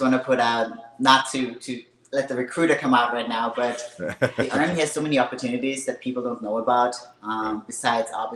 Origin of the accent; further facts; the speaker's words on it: Austria; English is a second language; moved away as an adult; also born or lived in Hawaii; now in Kentucky, United States; I was actually born and raised in Austria. Spent 19 years of my life there.